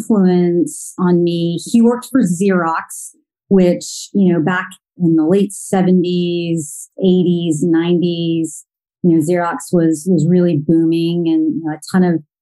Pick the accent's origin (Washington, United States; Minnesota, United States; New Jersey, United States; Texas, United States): Texas, United States; Plano; also born or lived in Rochester, New York; I actually grew up in the suburbs of Dallas, Texas, in a suburb called Plano